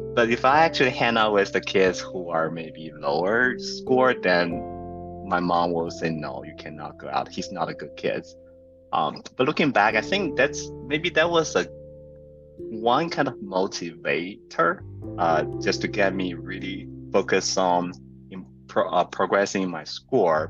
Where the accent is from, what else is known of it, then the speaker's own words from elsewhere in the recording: central China, China; moved away; I grew up in a you know maybe we use this term like a tier right? It will be a tier four city. Uh, in somewhere in central China, it's called Zhaoyang